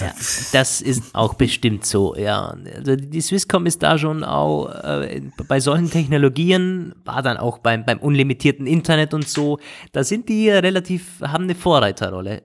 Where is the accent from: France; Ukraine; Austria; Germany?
Austria; bei uns in Österreich